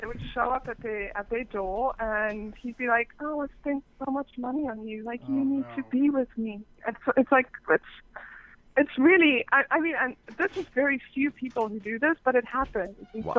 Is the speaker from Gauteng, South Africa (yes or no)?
no; Cape Town, Western Cape, South Africa; also born or lived in England; Well, I was born in England, but I'm from South Africa, actually. So I grew up in Cape Town.